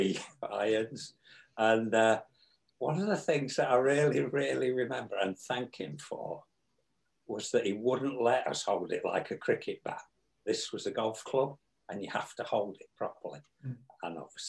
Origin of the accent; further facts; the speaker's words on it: Stafford, West Midlands, United Kingdom; just outside Stafford, my hometown, since 1980.